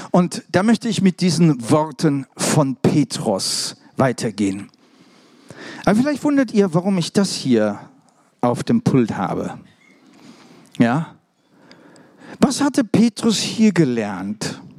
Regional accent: Germany; also born or lived in England; Also richtig deutsch, ne? Ihr wisst ja, ne? Übrigens bin ich auch Deutscher, ne?

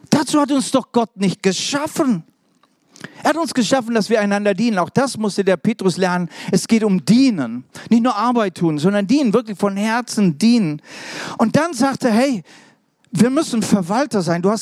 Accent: Germany; also born or lived in England; Also richtig deutsch, ne? Ihr wisst ja, ne? Übrigens bin ich auch Deutscher, ne?

